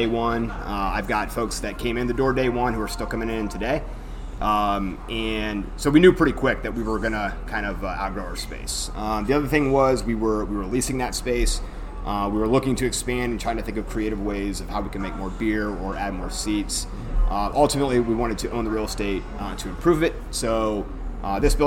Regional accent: Bolivar, Ohio, United States; I'm from Bolivar.

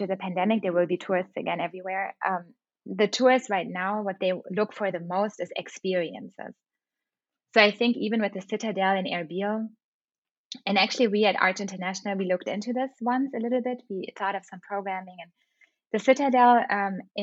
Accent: Germany; moved away; also born or lived in London; when I was a child in Germany

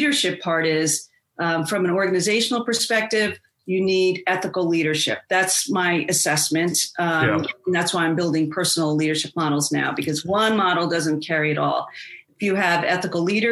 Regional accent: outside of New York, United States; I grew up outside of New York

